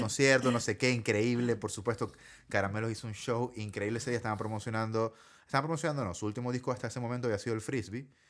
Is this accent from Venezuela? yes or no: yes; Maracaibo, Zulia, Venezuela; now in Chile; yo era como el único de Maracaibo en el crew